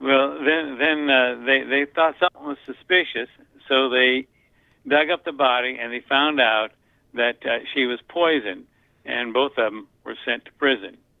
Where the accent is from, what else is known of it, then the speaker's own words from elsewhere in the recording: Hampton, Iowa, United States; moved away as an adult; also born or lived in Anamosa, Iowa; now in North Carolina, United States; I, I grew up in uh, Hampton, Iowa. I was born in Anamosa, which is one of the stops on this year's ride.